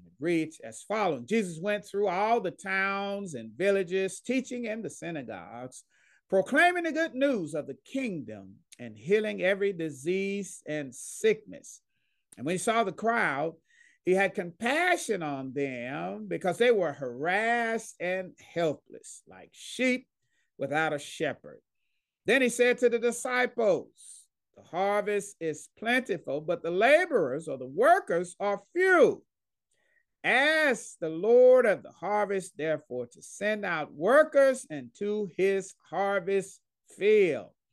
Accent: Dallas, Texas, United States; moved away as an adult; now in Pauls Valley, United States; I'm from Dallas, Texas. Grew up there, loved there

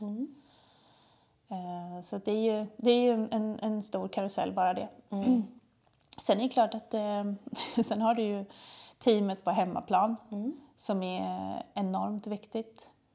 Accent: Trosa, Södermanland, Sweden; moved away as an adult; now in Malmö, Sweden; Vi kommer egentligen från Trosa, världens ände, från början.

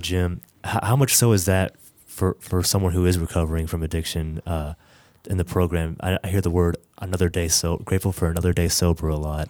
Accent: Middle Tennessee, United States; I grew up here in Middle Tennessee

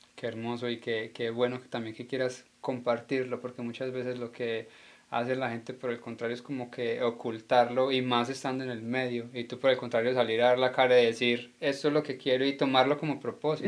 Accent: Colombia; como colombiano

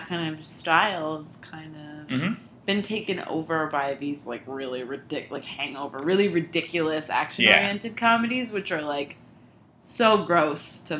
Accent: New York, United States; I'm from New York.

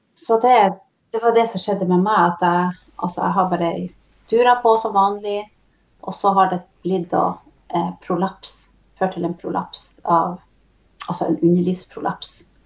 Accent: Tysfjord, Nordland, Norway; Kommer ifrån Tysfjord, norsk sida eh, av lulesamisk område. Och eh, här har jag vuxit upp

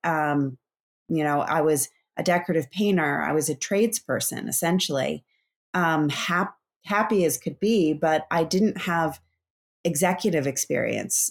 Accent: East Coast, United States; also born or lived in Bend, Oregon; now in Sausalito, United States; I grew up on the East Coast

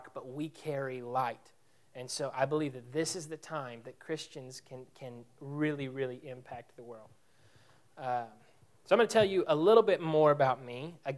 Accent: Abilene, Texas, United States; also born or lived in Skien, Norway; I am from Abilene. And so Abilene is not near as small as Quanah

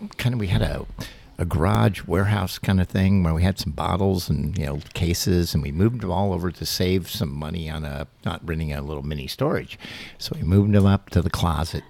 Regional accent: Kentucky, United States; I'm from Kentucky.

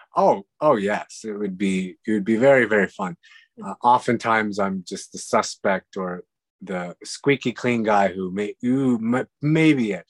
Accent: Western Canada, Canada; moved away; also born or lived in Hungary; we grew up in the West

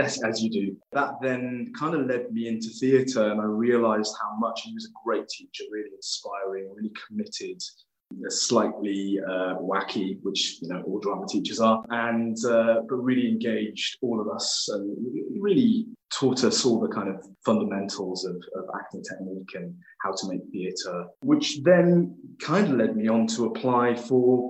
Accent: Cardiff, Wales, United Kingdom; I grew up in Wales, in Cardiff, or Caerdydd, as the Welsh say

